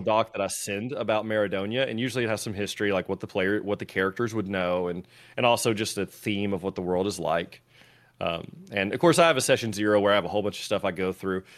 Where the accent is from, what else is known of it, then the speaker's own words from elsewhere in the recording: Tennessee, United States; I'm from Tennessee